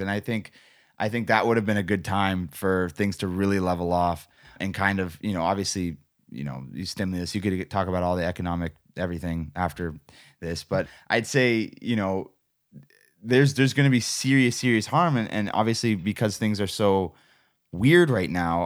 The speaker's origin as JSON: {"language": "English", "country": "Canada", "said": "I love being a Canadian. I love this country."}